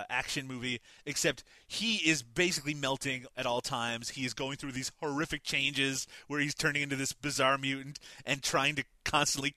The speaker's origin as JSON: {"language": "English", "region": "Newfoundland and Labrador", "country": "Canada", "said": "I'm from Newfoundland"}